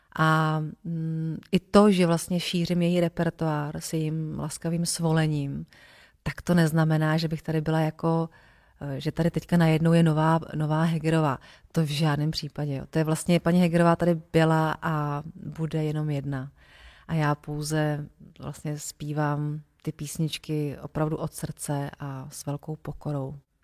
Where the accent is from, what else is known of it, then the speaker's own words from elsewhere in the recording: Votice, Central Bohemian Region, Czechia; now in Prague, Czechia; já jsem z Votic, což mm-hmm. je malý městečko, uh, malý městečko u Benešova. A tam řeku nemáme